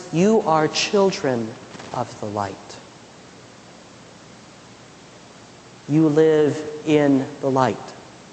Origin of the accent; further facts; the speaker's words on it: McPherson, Kansas, United States; moved away; When I was growing up in the Midwest, there was a town about 30 miles south of McPherson, where I was living